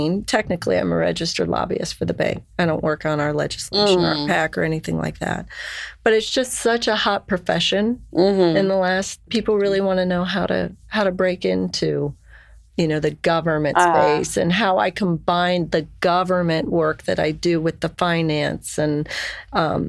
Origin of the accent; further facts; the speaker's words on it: Lima, Ohio, United States; people that I grew up with in Lima